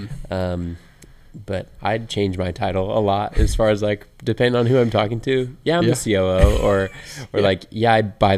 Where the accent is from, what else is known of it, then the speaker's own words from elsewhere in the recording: Indianapolis, Indiana, United States; So I am 33, like I said, born and raised in Indy.